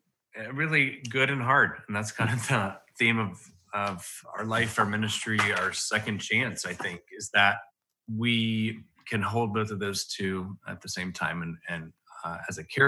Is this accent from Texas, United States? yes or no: no; Washington, District of Columbia, United States; also born or lived in Montgomery; Well, I was born in Montgomery, Alabama, which is the state capital, and my dad is and was then a pastor, and lived there for a couple years, and then I moved to Washington, D.C.